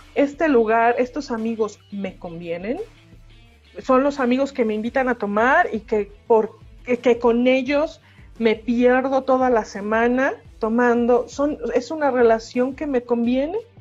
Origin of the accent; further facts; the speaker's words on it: Mexico; soy latino, nacido en México, en, un, en el ochenta y tantos